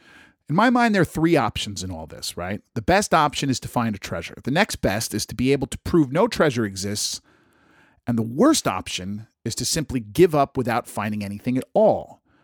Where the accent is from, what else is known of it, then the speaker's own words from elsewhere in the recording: New England, United States; I grew up on the New England seacoast, and I never found any undocumented stone roads or a Templar cross on the beach.